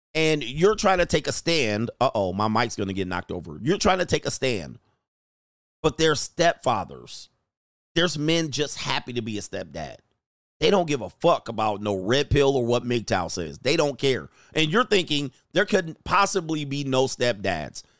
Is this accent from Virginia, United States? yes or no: no; Southern California, United States; also born or lived in San Fernando Valley / Newport Beach, Orange County; I grew up in Southern California